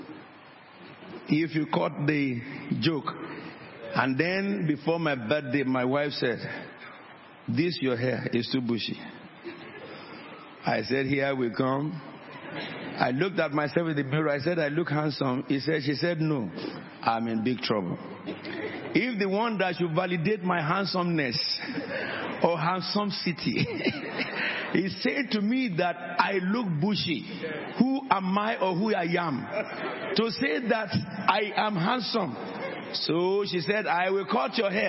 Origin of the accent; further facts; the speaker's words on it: Nigeria; moved away; I was born in Nigeria